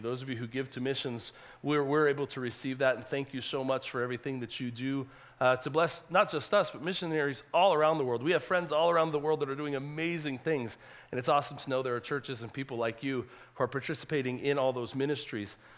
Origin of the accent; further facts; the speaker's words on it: California, United States; also born or lived in Salt Lake City, Utah; now in Honduras; I was born in California